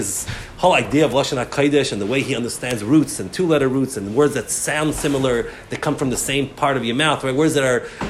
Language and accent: English; United States; we grew up in America. We're speaking English.